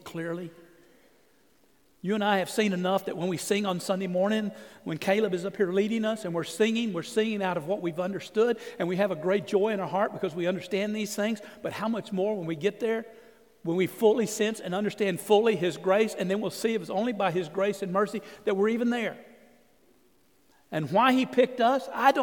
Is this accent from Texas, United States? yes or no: yes; Orange, Texas, United States; moved away as an adult; we grew up in Orange.